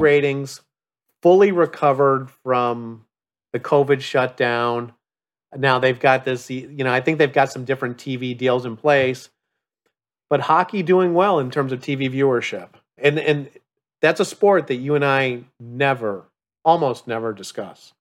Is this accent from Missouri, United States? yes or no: no; Chicago, Illinois, United States; growing up in the Upper Midwest in Chicago